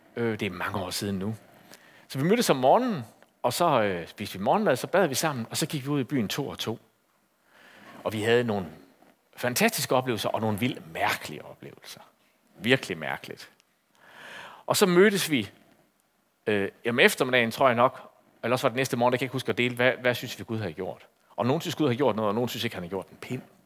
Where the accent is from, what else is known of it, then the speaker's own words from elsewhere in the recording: Aarhus, Central Denmark Region, Denmark; i Aarhus, hvor jeg kommer fra